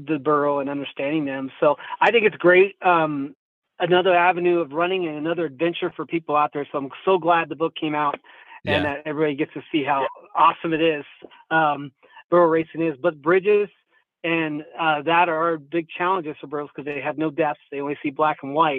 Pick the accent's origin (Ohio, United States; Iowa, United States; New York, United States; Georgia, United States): Iowa, United States; Essex; moved away; I'm from Southwest Iowa, Essex, Iowa. Small town.